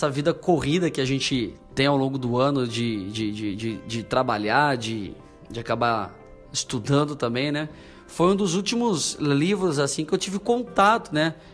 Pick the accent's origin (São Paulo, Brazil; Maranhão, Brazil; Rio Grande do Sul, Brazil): São Paulo, Brazil; now in Londrina, Brazil; eu não nasci aqui no Paraná, aqui em Londrina, venho, de São Paulo, vim para cá estudar, trabalhar.